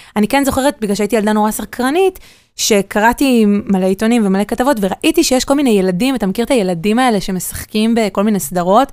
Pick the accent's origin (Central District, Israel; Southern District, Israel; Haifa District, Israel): Southern District, Israel; Ashdod; also born or lived in Tel Aviv; אז אני גדלתי בבית אמ, מרוקאי כאן בעיר. אמ, בית אשדודי, ההורים שלי אשדודים